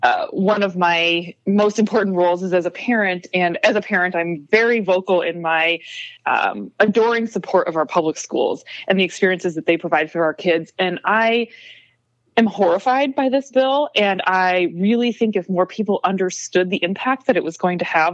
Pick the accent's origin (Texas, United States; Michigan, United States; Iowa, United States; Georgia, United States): Iowa, United States; Independence; I grew up in Independence, Iowa.